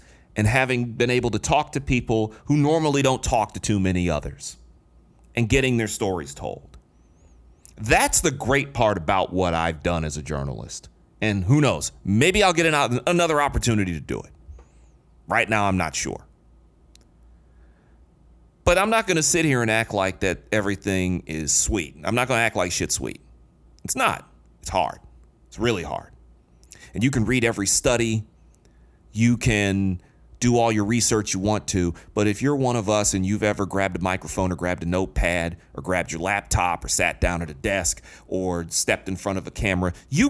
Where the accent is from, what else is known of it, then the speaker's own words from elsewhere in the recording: Detroit, Michigan, United States; When I grew up in Detroit